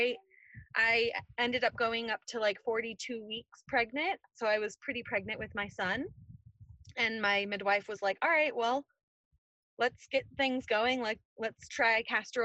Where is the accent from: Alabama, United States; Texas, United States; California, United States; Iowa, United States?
California, United States; now in North Carolina, United States; I'm originally from California